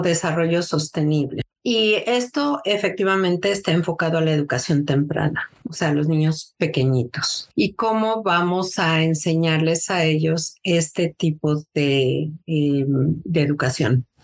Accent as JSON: {"language": "Spanish", "region": "Mexico City", "country": "Mexico", "tie": "born or raised there", "also_born_or_lived": "Seattle, Washington, United States", "moved": "as an adult", "lives_now": "United States", "said": "yo nací en la Ciudad de México. Me vine a los Estados Unidos en 1993."}